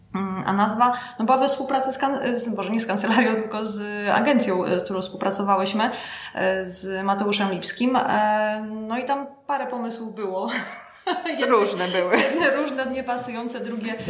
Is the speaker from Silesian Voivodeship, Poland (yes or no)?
yes; Gliwice, Silesian Voivodeship, Poland; moved away as an adult; also born or lived in Kraków; now in Łódź, Poland; ja jestem z Gliwice